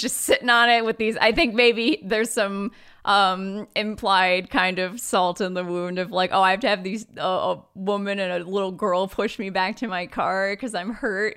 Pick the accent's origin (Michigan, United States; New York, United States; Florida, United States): Michigan, United States; we're from Michigan.